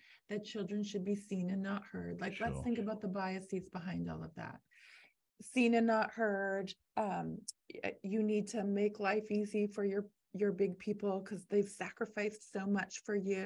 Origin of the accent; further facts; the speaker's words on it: Canada; I'm Canadian